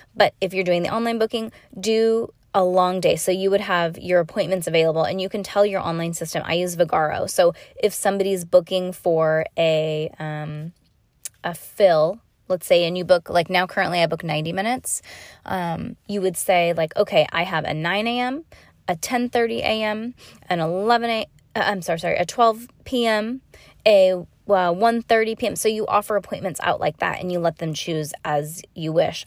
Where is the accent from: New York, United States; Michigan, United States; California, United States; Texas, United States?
California, United States; I'm from California, Disney and Tahoe